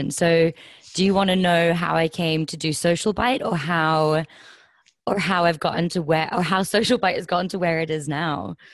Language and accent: English; Scotland, United Kingdom; accent: slightly Kent; So I uh, I grew up in the Highlands of Scotland. Um, the accent is probably slightly more Kent. Um, the so yeah, I was about seven when we moved there.